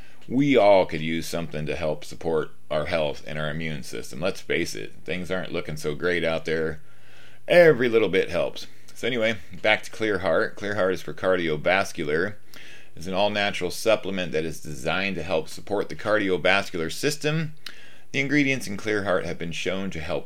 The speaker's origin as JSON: {"language": "English", "region": "Washington", "country": "United States", "said": "I am from Washington State, up in the northwest corner, the great Pacific Northwest"}